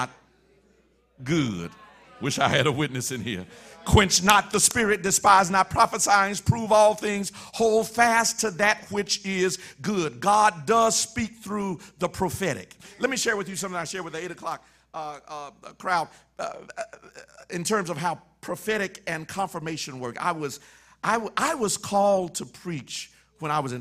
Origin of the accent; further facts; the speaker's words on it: Mississippi, United States; moved away as an adult; also born or lived in Illinois; I'm from Mississippi now, I'm in Illinois